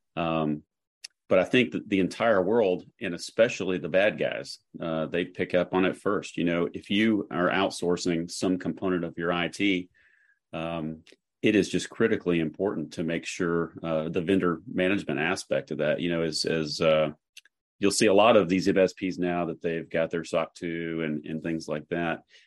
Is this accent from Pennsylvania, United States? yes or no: no; Chattanooga, Tennessee, United States; now in Nashville, United States; I grew up in Chattanooga, uh, Tennessee